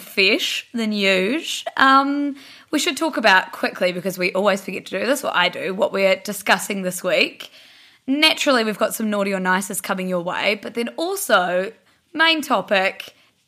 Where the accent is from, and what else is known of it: Blenheim, Marlborough, New Zealand; now in Auckland, New Zealand